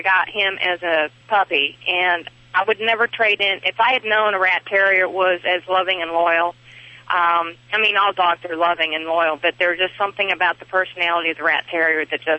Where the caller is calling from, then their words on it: Raleigh, North Carolina, United States; Raleigh, North Carolina.